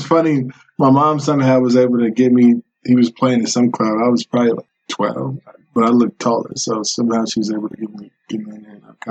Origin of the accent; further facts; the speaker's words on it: Aurora, Colorado, United States; both of my parents are Nigerian, but I was born and raised here in the United States, particularly in Aurora, Colorado. For those of you who don't know, that's close to Denver.